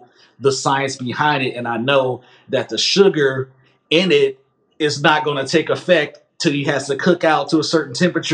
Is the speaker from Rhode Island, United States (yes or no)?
no; Massillon, Ohio, United States; I'm from Massillon.